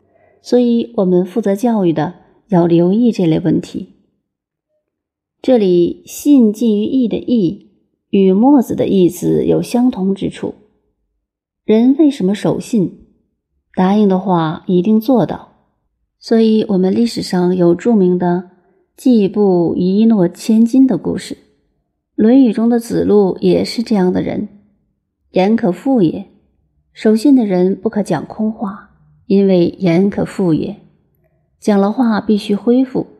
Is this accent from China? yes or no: yes; China; 我们中国人这种性格，有时候比儒家的影响还要大。